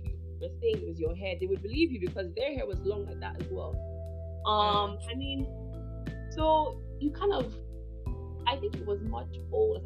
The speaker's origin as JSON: {"language": "English", "region": "Scotland", "country": "United Kingdom", "tie": "born or raised there", "also_born_or_lived": "Nigeria", "moved": "yes", "said": "I actually grew up in Scotland"}